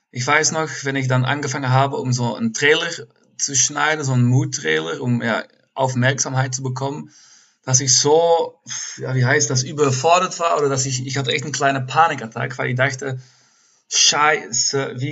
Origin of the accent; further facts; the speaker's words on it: Turnhout, Flanders, Belgium; now in Cologne, Germany; Äh, Turnhout, das ist so ein kleines Städtchen in der Nähe von Antwerpen.